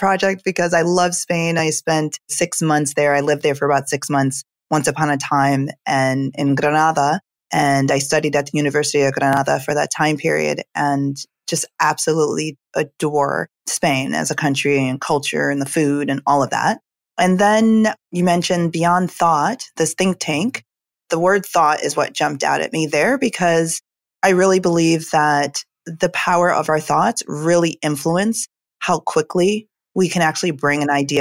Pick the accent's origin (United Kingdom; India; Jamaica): Jamaica; moved away; I'm originally from Jamaica